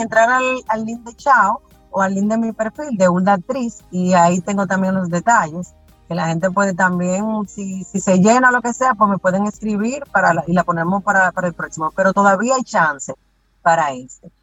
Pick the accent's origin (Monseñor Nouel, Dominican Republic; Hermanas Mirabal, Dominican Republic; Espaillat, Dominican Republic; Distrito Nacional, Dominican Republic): Monseñor Nouel, Dominican Republic; Bonao; yo soy de Bonao